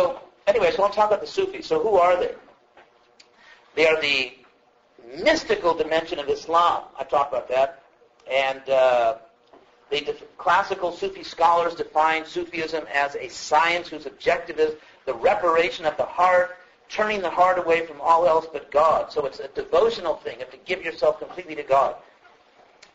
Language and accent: English; California, United States; I'm from California